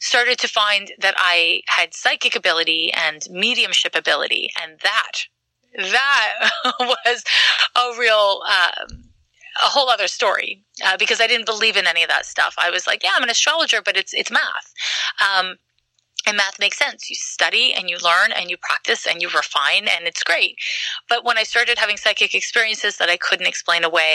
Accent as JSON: {"language": "English", "region": "Quebec", "country": "Canada", "moved": "yes", "said": "I'm from Quebec"}